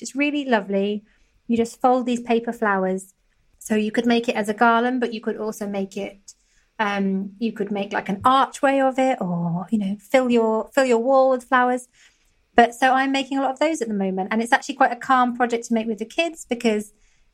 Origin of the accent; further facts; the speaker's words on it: Somerset, South West England, United Kingdom; I'm from Somerset